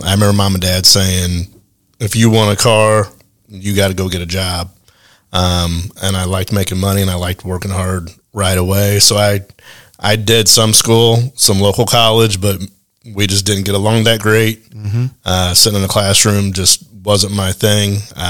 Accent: Alton, Illinois, United States; Originally from the St. Louis area, southern Illinois, a little town called Alton, Illinois.

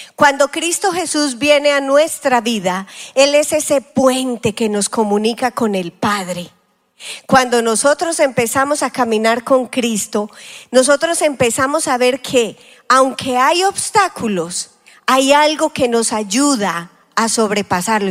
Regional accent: Colombia; now in United States; como decimos en Colombia

